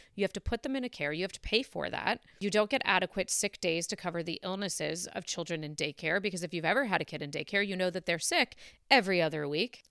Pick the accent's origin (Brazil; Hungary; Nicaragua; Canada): Canada; now in United States; I'm Canadian and my mom was a doctor in Canada